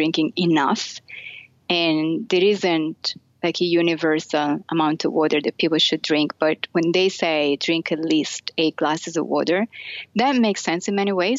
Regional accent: Florence, Tuscany, Italy; moved away as an adult; now in United States; I grew up in Italy. and specifically in Florence

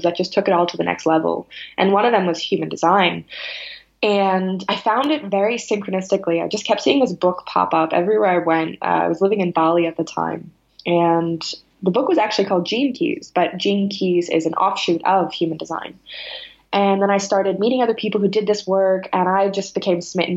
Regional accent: Salem, Massachusetts, United States; I grew up in Salem, Massachusetts

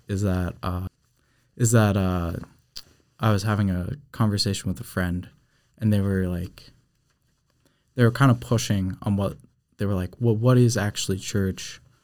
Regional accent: New Hampshire, United States; moved away as an adult; I'm actually from New Hampshire

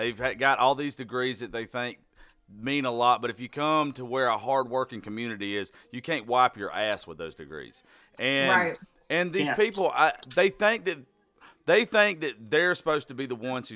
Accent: South Georgia, United States; I grew up in South Georgia

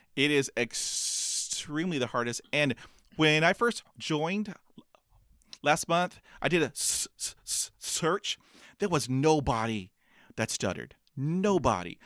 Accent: Corpus Christi, Texas, United States; I was b, b, b, b, born in, um, Corpus Christi, Texas

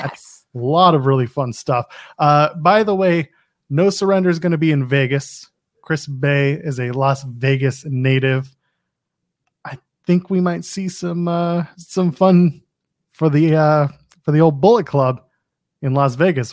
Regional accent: Canada; I'm a Canadian, but I'm not that Canadian

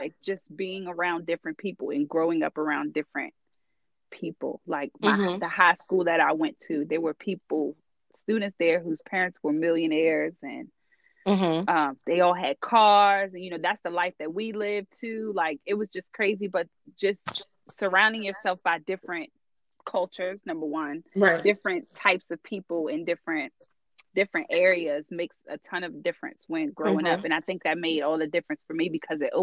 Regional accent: Charles County, then Calvert County, Maryland, United States; My parents, we grew up in Charles County.

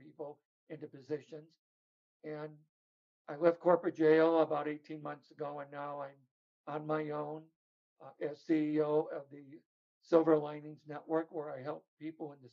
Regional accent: Chicago, Illinois, United States; moved away; also born or lived in California; growing up in Chicago, I was in an abusive family.

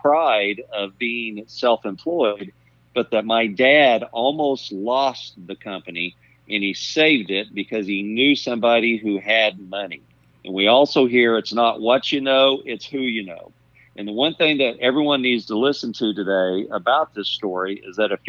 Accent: Bartlesville, Oklahoma, United States; also born or lived in Tulsa, Oklahoma; my dad moved to Bartlesville

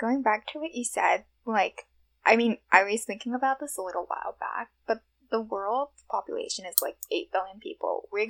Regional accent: New York City, New York, United States; I grew up in Rego Park

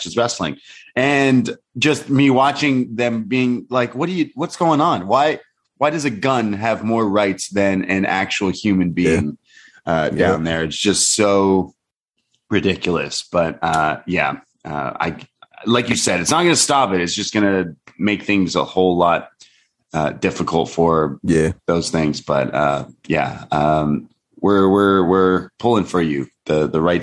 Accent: Canada; also born or lived in Toronto; a Canadian

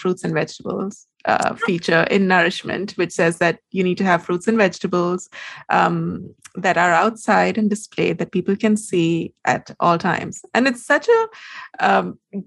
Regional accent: India; I'm Indian.

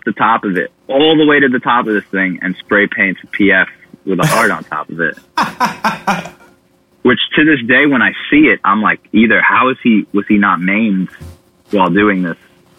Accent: Bayonne, New Jersey, United States; So the craziest thing about growing up in Bayonne was Nick Murata.

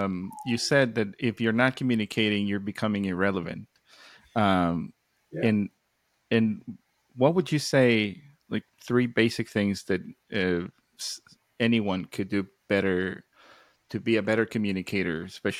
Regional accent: New York, United States; So I feel like as a New Yorker, I got into a big pickle over there.

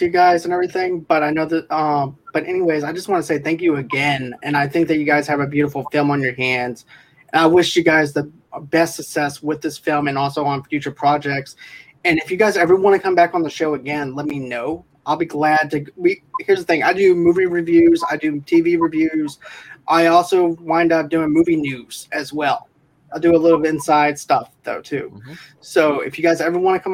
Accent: Boston, Massachusetts, United States; now in Mississippi, United States; I'm actually originally from Boston as well

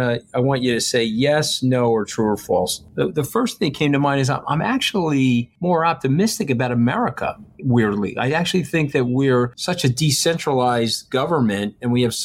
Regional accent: New York City, New York, United States; I'm a New Yorker

